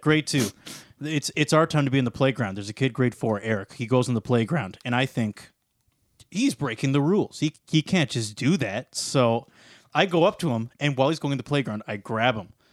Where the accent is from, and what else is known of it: Sarnia, Ontario, Canada; born or raised there